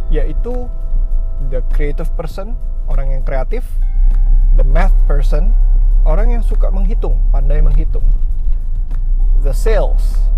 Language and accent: Indonesian; Tangerang, Banten, Indonesia; gue anak Tangerang well lahir lahir sih nggak di sini cuman dari kecil dan sampai sekarang tinggal di kota Tangerang